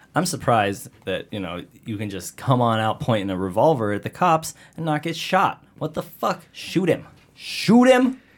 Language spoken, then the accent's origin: English; Pinal County, Arizona, United States; I grew up in Pinal County